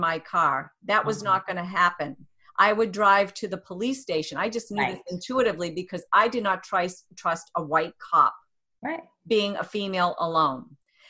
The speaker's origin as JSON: {"language": "English", "region": "New Hampshire", "country": "United States", "tie": "born or raised there", "also_born_or_lived": "Boston", "said": "I live right now in New Hampshire, and I grew up in New Hampshire, didn't see very many Black people, moved to the city, moved to Boston"}